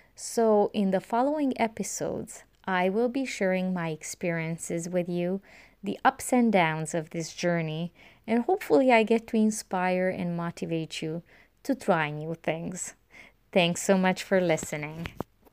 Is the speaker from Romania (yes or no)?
yes; Romania; English is a second language; moved away; growing up in Romania, during the communist regime, my options were quite limited